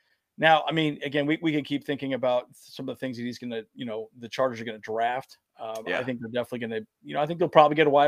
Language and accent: English; Santee, California, United States; moved away; we grew up in Santee